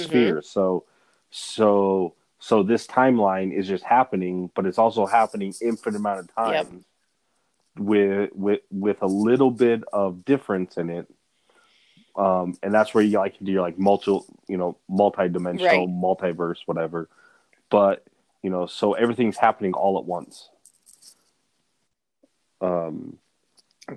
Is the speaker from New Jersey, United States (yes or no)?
no; Butte, Montana, United States; now in Denver, United States; I'm from Butte, Montana, small town